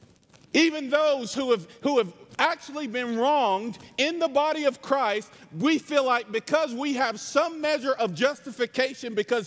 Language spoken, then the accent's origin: English; North Carolina, United States; I say y'all, I'm from North Carolina. This is my real accent